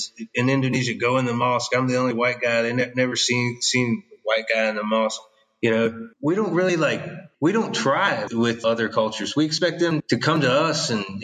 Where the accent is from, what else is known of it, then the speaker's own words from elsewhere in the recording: Virginia, United States; moved away as an adult; also born or lived in Australia; I came from Virginia